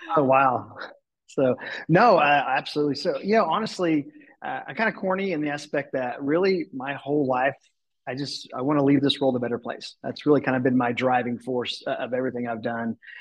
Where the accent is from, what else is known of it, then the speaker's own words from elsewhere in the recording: Tulsa, Oklahoma, United States; moved away as an adult; I moved back to my hometown and was living in Tulsa